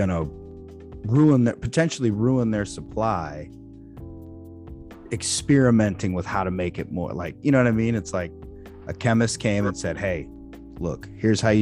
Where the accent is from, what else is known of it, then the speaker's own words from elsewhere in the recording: Freeport, Illinois, United States; Growing up in Freeport